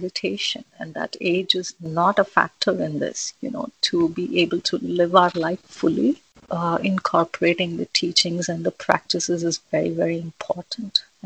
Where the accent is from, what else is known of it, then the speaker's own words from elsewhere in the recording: India; moved away as an adult; I was born and brought up in India. I was there until my son was born. So for a good 30 years